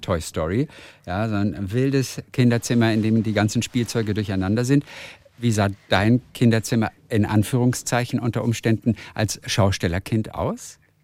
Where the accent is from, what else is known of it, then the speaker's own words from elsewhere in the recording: Schwarzenbek, Schleswig-Holstein, Germany; ich bin aufgewachsen in Schwarzenbeek